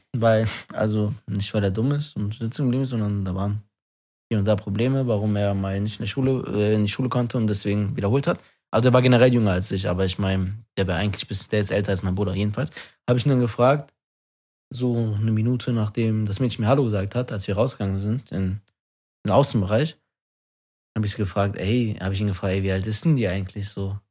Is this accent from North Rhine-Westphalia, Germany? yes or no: yes; Wuppertal, North Rhine-Westphalia, Germany